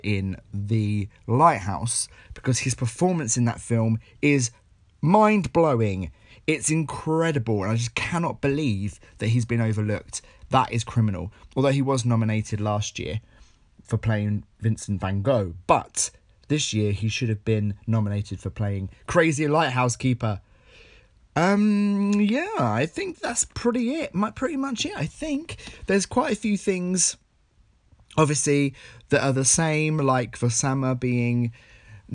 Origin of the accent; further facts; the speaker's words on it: Essex, East of England, United Kingdom; I'm a guy from Essex